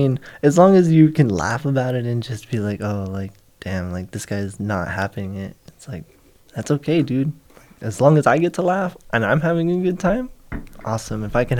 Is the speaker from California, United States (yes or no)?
yes; Oxnard, California, United States; I'm also from Oxnard.